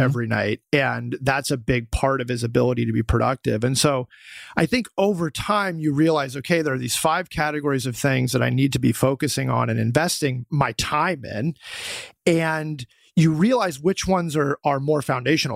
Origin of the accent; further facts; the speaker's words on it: Boulder, Colorado, United States; I'm from Boulder, Colorado